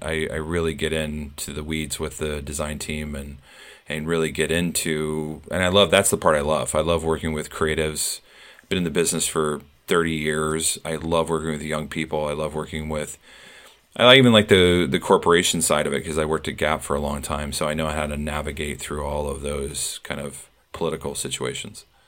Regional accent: Iowa, United States; moved away as an adult; now in New York, United States; I was born and raised in Iowa. I moved to New York about thirty years ago

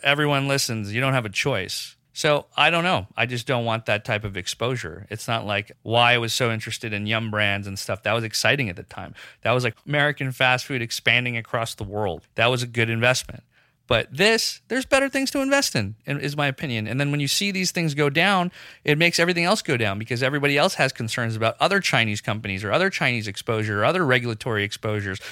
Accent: Pakistan; moved away; I grew up in Pakistan

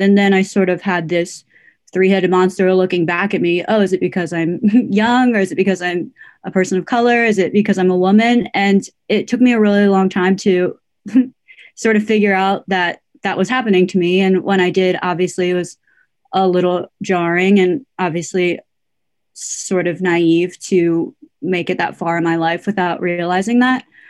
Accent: United States; I am Korean American

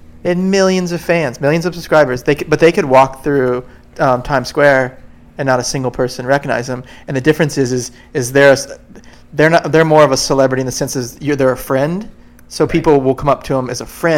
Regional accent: Florida, United States; I grew up here in Florida making surf movies.

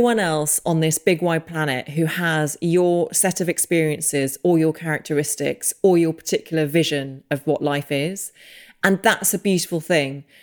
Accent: England, United Kingdom; also born or lived in Los Angeles; as an English person

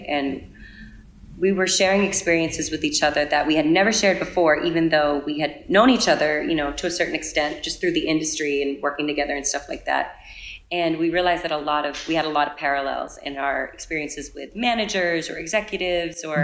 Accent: New England, United States; I am from New England.

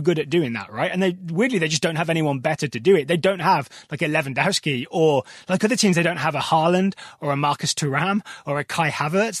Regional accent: Black Country, West Midlands, United Kingdom; accent: Black Country; moved away; I'm from a whole different region known as the Black Country

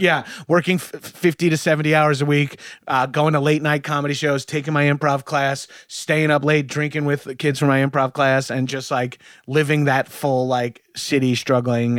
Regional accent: Long Island, New York, United States; moved away; I'm from Long Island

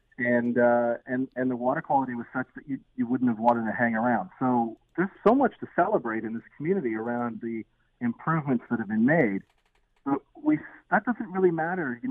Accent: Peterborough, Ontario, Canada; moved away as an adult; now in Hamilton, Canada; I grew up in Peterborough

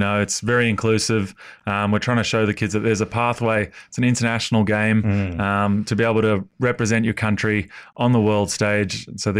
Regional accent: Perth, Western Australia, Australia; also born or lived in France / Japan; So I've been lucky enough to live in France, live in Japan, be able to play here in Perth, my home state.

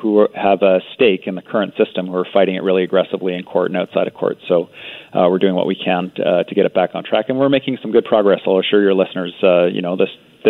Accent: British Columbia, Canada; as British Columbians

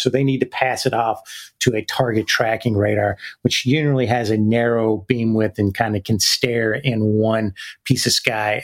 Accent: Decatur, Alabama, United States; accent: Southern; moved away as an adult; also born or lived in Mississippi; that's where I went to high school in Decatur, right outside of Huntsville

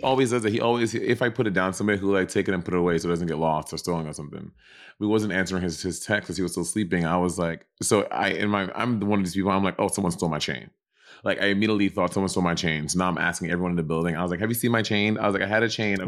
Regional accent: New York City, New York, United States; also born or lived in Los Angeles; I'm from New York

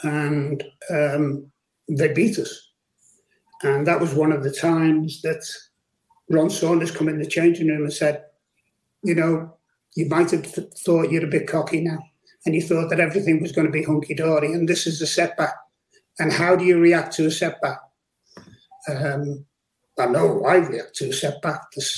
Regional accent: Liverpool, North West England, United Kingdom; also born or lived in Speke; one of my mates who lived in the next village to where I lived in Liverpool, of course, I was from Speak and he was from Garston

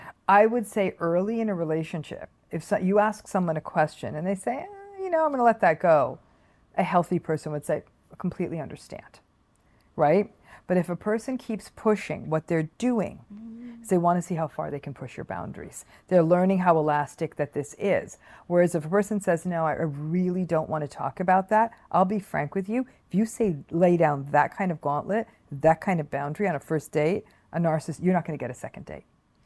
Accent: Michigan, United States; I have my own business. I grew up in Michigan, whatever.

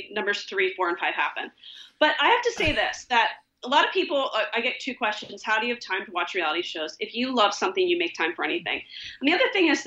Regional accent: Philadelphia, Pennsylvania, United States; moved away as an adult; now in Los Angeles, United States; I'm from Pennsylvania, grew up in the Philadelphia area

